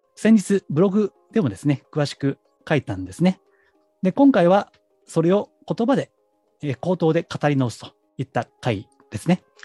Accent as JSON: {"language": "Japanese", "region": "Kansai", "country": "Japan", "tie": "born or raised there", "accent": "Kansai dialect", "said": "私関西人なんでね、出身が"}